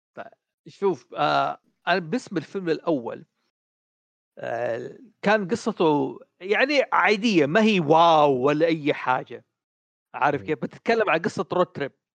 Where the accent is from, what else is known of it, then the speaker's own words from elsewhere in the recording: Saudi Arabia; عندنا في السعوديه